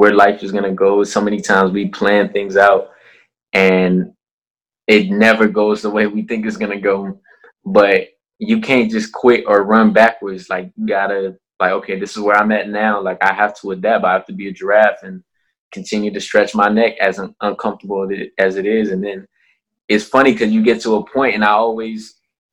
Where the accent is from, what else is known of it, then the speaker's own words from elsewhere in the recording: Minneapolis, Minnesota, United States; moved away as an adult; also born or lived in Liberia / Silver Spring, Maryland / Saranac Lake, New York; I was born in Liberia, which is West Africa, and I moved to Silver Springs, Maryland when I was 2, and then that's like a year and a half later we moved to Minneapolis, and that's where I was raised.